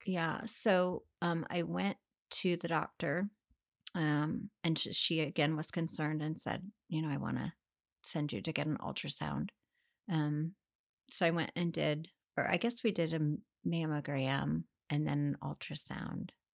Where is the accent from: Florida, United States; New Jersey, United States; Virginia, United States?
Virginia, United States; Northern; moved away as an adult; also born or lived in Rolla, Missouri / Chicago / Connecticut; now in Wilmington, United States; then we moved to Northern Virginia. Um, and I pretty much grew up there all the way through